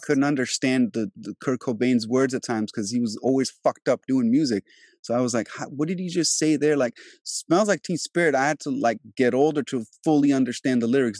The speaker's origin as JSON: {"language": "English", "country": "Albania", "also_born_or_lived": "DMV area, Virginia / New York", "moved": "yes", "said": "I'm originally from Europe, I'm Albanian"}